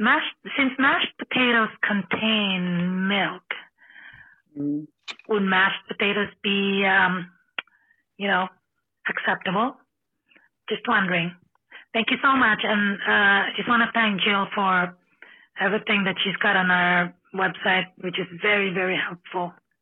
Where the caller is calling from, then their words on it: Vancouver, British Columbia, Canada; I'm from Vancouver, British Columbia in Canada.